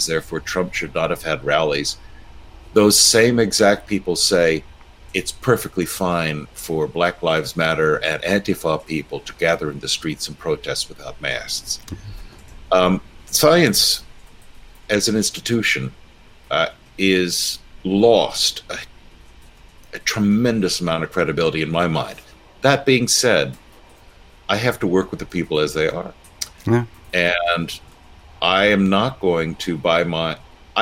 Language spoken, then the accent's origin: English; United States; I'm an American